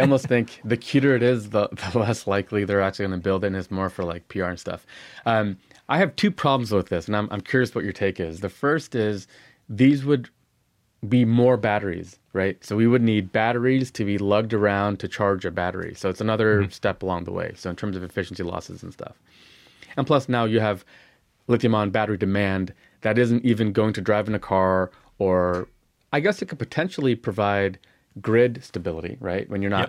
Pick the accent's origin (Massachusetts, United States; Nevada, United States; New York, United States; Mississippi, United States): Nevada, United States; Lake Tahoe; I grew up in Lake Tahoe near Reno, Nevada.